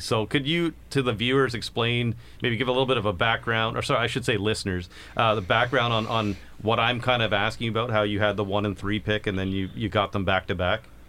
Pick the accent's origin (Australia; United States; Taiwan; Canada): Canada; Kingston, Ontario; we're both from Kingston